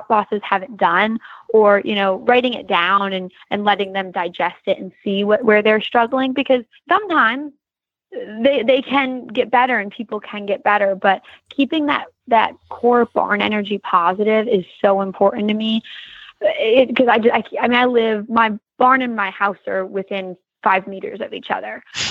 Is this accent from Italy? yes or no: no; Michigan, United States; moved away; the same barn I grew up riding at in Michigan